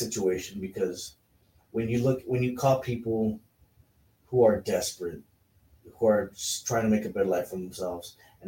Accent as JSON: {"language": "English", "country": "United States", "tie": "born or raised there", "said": "we're born American"}